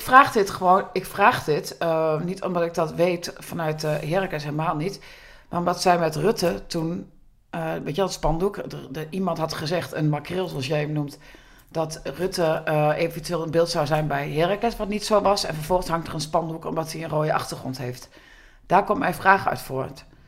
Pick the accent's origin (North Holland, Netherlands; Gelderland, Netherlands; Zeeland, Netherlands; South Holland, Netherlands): Gelderland, Netherlands; Groenlo; ik uit Groenlo kom.